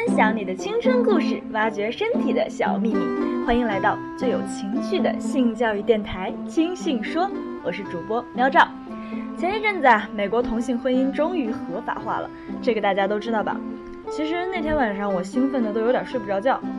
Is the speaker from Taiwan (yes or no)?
no; northern China, China; now in Sichuan, China; 作为一个北方人，我从小反正是一口辣的都吃不了。可是自从来了四川之后呢